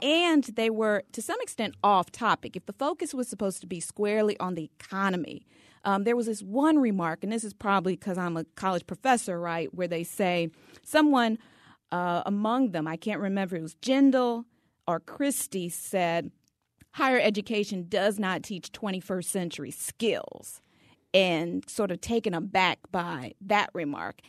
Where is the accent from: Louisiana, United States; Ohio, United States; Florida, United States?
Louisiana, United States; I'm from the state of Louisiana